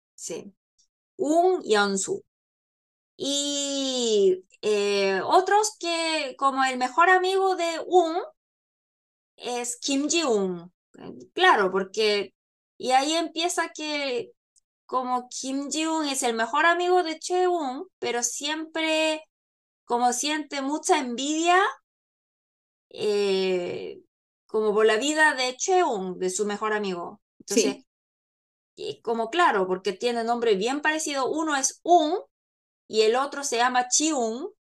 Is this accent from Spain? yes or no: no; South Korea; Spanish is a second language; yo soy coreana y Paloma chilena, entonces claro, como vivimos, vivimos en Corea